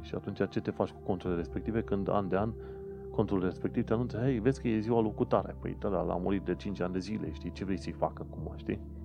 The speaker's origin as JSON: {"language": "Romanian", "country": "Romania", "moved": "yes", "lives_now": "London, United Kingdom"}